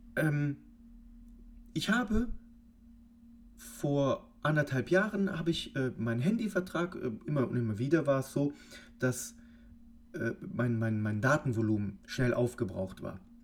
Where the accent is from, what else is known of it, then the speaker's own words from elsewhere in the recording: Cologne, North Rhine-Westphalia, Germany; wir kommen hier aus Köln